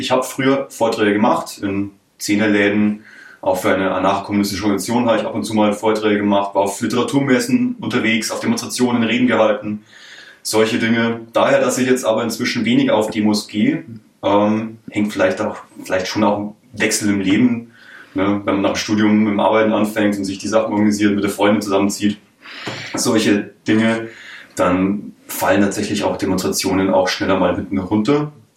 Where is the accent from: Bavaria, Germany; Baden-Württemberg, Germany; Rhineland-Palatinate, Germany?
Bavaria, Germany; countryside around Munich; ich bin quasi aus dem größeren Umland, um München herum. Ich meine, es gibt einige kleinere, mittlere Städte, zur Auswahl und in dem Sinne bin ich ja selber direkt auf dem Land aufgewachsen